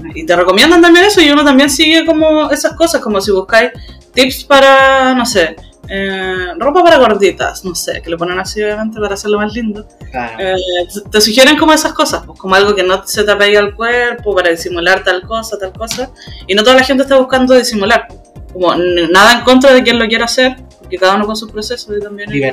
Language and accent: Spanish; Temuco, Araucanía, Chile; soy del sur de Chile, de Temuco